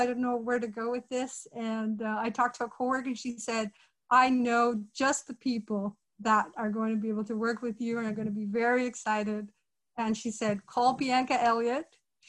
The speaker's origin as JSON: {"language": "English", "country": "Brazil", "moved": "yes", "lives_now": "Canada", "said": "I'm originally from Brazil. My background is Italian, Portuguese, Brazilian Indigenous, and Lebanese. And I've been in Canada almost 20 years."}